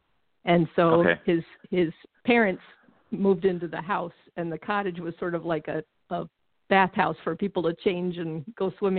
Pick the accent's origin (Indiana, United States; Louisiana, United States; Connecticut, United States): Connecticut, United States; moved away as an adult; also born or lived in Massachusetts; now in Minnesota, United States; I grew up out in New England. I grew up in Connecticut, and then spent a lot of summers in Massachusetts because my mom grew up in Massachusetts and her family was there.